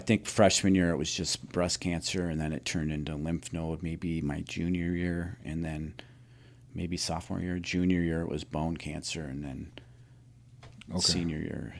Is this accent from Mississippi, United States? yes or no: no; Roscoe, Illinois, United States; Yeah, I'm from Roscoe. I went to Hononega. Okay. I graduated from Hononega, and I've lived in Roscoe my entire life.